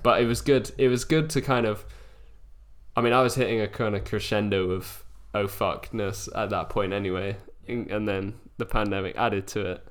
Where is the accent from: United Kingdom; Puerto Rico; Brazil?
United Kingdom; Wiltshire, South West England; born or raised there; moved away as an adult; now in London, United Kingdom